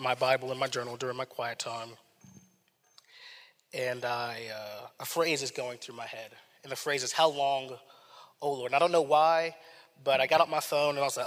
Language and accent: English; Raleigh, North Carolina, United States; moved away; I'm from Raleigh, North Carolina, my family was there